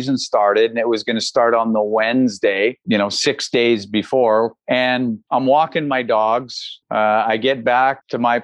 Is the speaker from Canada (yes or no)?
yes; Edmonton, Alberta, Canada; also born or lived in Red Deer; now in Edmonton, Canada; I grew up in Edmonton. That's where I played most of my minor hockey.